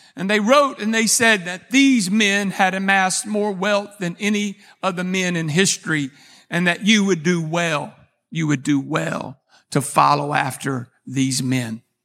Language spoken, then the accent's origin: English; Texas, United States; I'm a Texan